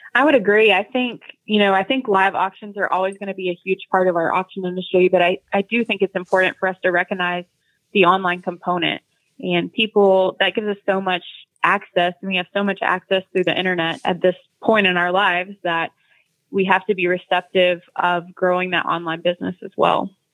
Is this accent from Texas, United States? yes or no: yes; Bonham, Texas, United States; now in Oklahoma City, United States; born and raised in Bonham, Texas